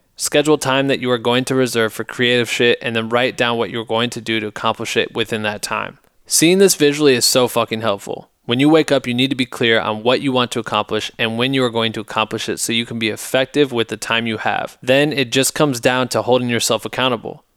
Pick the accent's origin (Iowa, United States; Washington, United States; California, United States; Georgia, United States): Iowa, United States; my hometown in Iowa